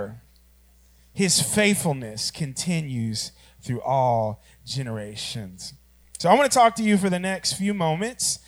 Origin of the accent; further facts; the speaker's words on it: Oklahoma, United States; I'm from Oklahoma